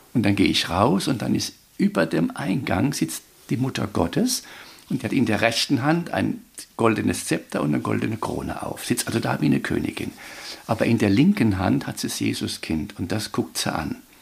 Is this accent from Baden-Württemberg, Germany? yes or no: yes; Weinheim, Baden-Württemberg, Germany; accent: Weinheim dialect (Woinemerisch); Der Albert Ludwig Grimm, unser Weinheimer Oberbürgermeister